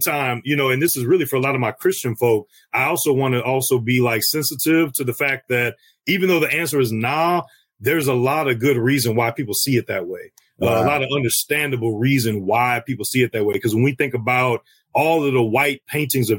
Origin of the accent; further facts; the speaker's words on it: St. Louis, Missouri, United States; Born and raised in the Wild Wild West, over here in the STL 314.